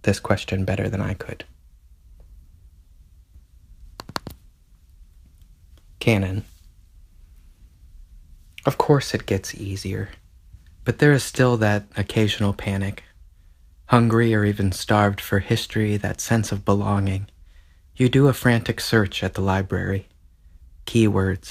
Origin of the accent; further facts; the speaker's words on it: the South, United States; I felt I needed to be growing up in the South